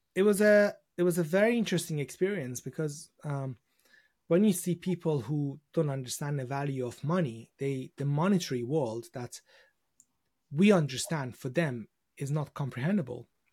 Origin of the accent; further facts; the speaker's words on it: Iran; now in United Kingdom; I was born in Iran, and, uh, when I was growing up, uh, during the, uh, sort of the, uh, the beginning of my sort of childhood, I'd, I'd remember just war and, uh, you know, revolution